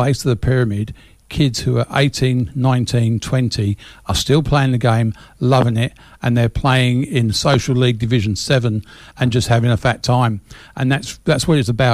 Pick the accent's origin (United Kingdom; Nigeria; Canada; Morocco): United Kingdom; England; now in Australia; when I was growing up in England